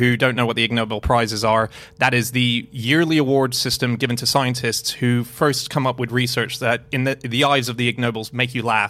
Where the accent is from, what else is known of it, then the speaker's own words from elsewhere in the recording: Australia; as an Australian